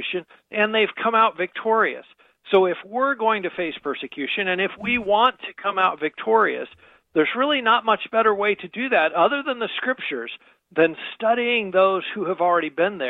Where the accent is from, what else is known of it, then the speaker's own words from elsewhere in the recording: United States; us as American Christians